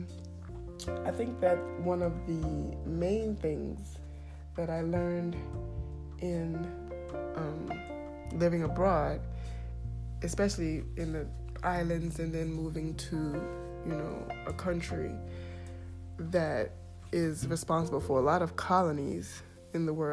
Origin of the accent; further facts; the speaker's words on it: United States; moved away as an adult; I am from North America, the United States